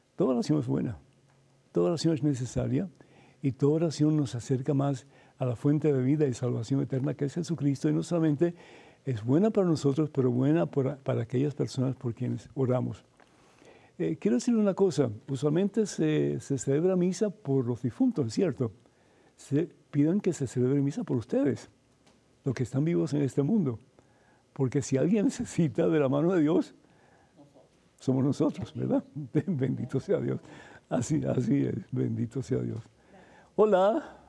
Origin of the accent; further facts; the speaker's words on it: Cuba; moved away; en mi juventud, en mi niñez, cuando estaba en Cuba